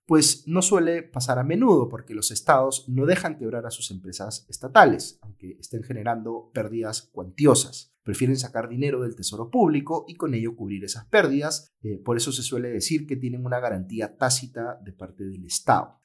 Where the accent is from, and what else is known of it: Peru